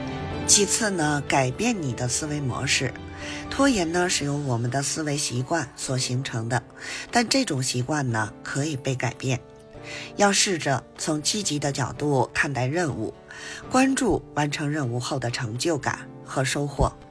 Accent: Beijing, China; ，加油加油哦！

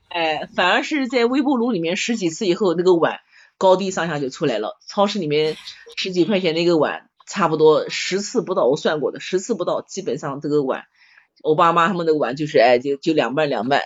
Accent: Nanjing, Jiangsu, China; 我们南京人不吃炉蒿嘛

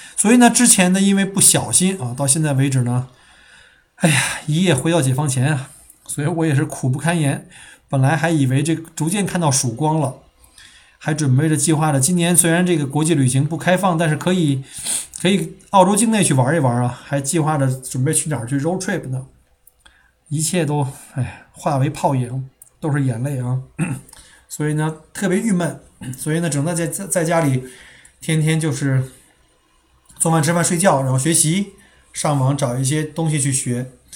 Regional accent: Beijing, China; moved away as an adult; now in Melbourne, Australia; 生长在燕山那个环境

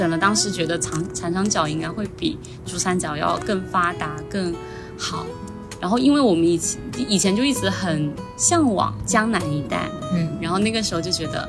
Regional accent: Shenzhen, Guangdong, China; 我们大多数在深圳长大的人

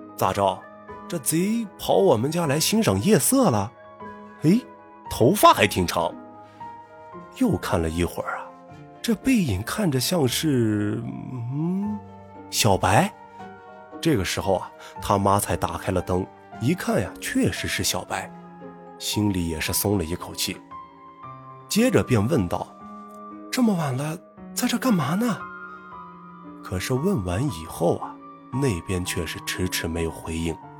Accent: Gulang, Gansu, China; moved away; 我们呢，也都是从古浪献出来的

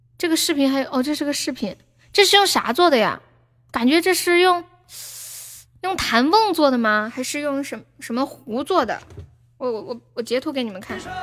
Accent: Sichuan, China; accent: Sichuanese; 用我们四川话说

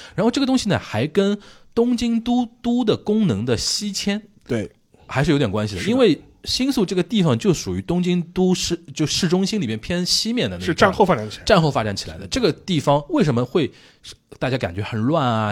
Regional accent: Shanghai, China; also born or lived in Japan; 就我们上海话说叫长得洒洒兮兮的一个人啊

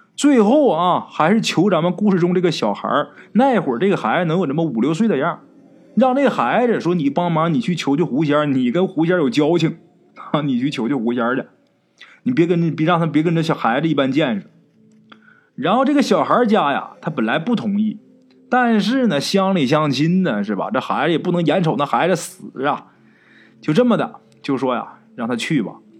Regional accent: Northeast China, China; 我们东北人呐，到了那片蛮荒之地之后，跟熊瞎子抢苞米，跟野狼抢地盘儿

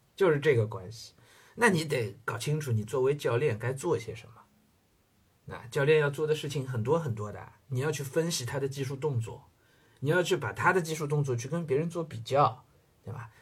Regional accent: China; 包括我们中国人

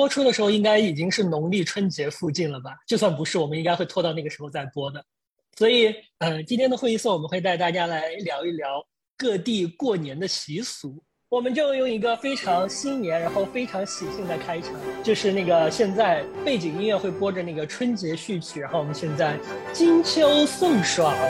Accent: Nanyang, Henan, China; moved away as an adult; also born or lived in Hubei; 我最小最小的时候，就在我们的老家，是南阳一个小城里边过年。

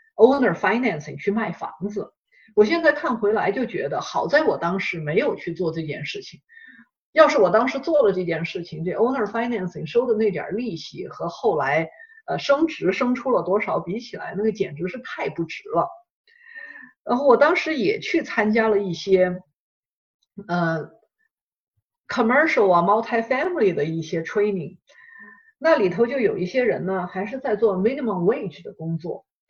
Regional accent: China; moved away; 我们，呃，中国人，我们英语又不是我们的母语

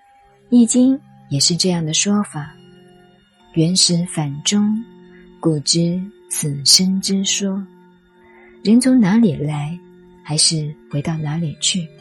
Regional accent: China; 尤其我们中国人，管你鸡呀蛋呀，一起加点酱油、葱花、红烧吃掉就算了。

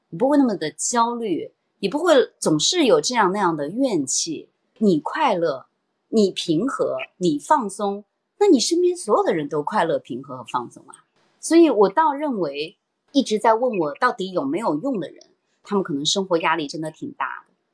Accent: Xi'an, Shaanxi, China; 我们都是西安人

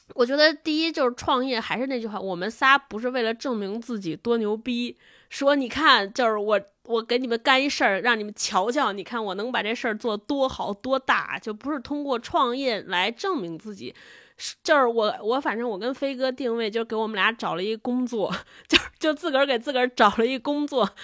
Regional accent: China; 我们都是中国人

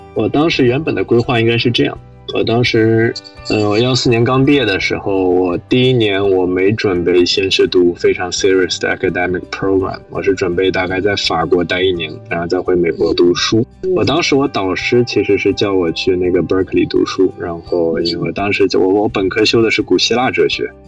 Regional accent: Shanghai, China; moved away as an adult; also born or lived in Princeton, United States; 我是上海，读公校长大，然后高中其实读的是复旦附中

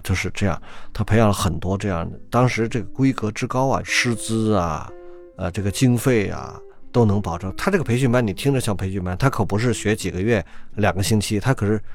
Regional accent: Beijing, China; 我小时候在北京长大

